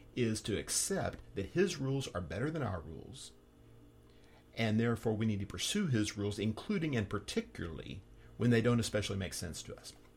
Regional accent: Texas, United States; moved away; my home state of Texas

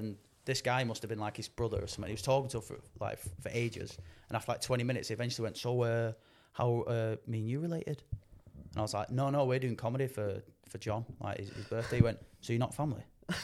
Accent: Salford, North West England, United Kingdom; And it's like my hometown as well. And I graduated there as well.

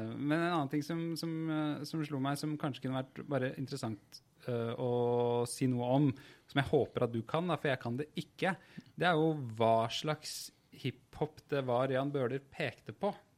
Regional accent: Oslo, Norway; jeg er jo fra Furuset i Groruddalen

